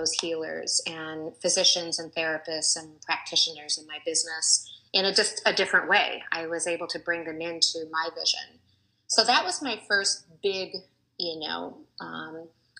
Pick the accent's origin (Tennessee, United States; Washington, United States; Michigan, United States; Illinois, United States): Washington, United States; Seattle; moved away as an adult; also born or lived in Colorado; I was originally from Seattle, but moved at that time.